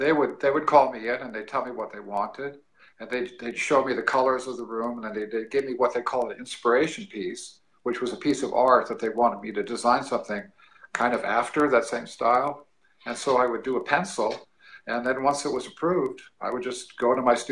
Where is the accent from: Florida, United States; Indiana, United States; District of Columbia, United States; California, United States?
California, United States; moved away as an adult; now in Missouri, United States; I'm a California boy.